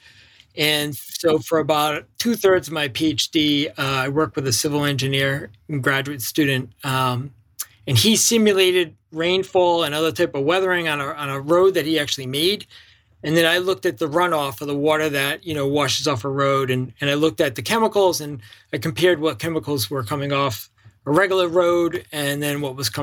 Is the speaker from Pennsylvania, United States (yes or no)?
no; Rhode Island, United States; I grew up in Rhode Island, you know, the smallest state in the union.